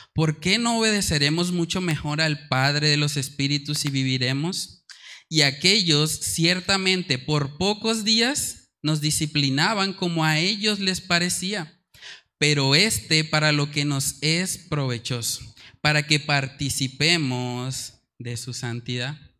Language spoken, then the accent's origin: Spanish; Colombia; nuestra cultura colombiana